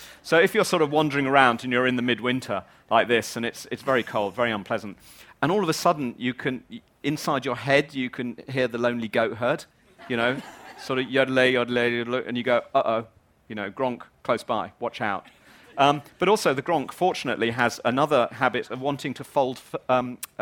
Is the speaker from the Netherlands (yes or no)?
no; England, United Kingdom; moved away as an adult; now in Wales, United Kingdom; I'm not Welsh, I'm English.